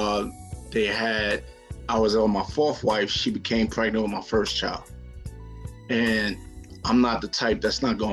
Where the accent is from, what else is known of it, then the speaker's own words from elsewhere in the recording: New York City, New York, United States; I grew up in the South Bronx, 170 from College Avenue, and grew up in a very productive Jamaican family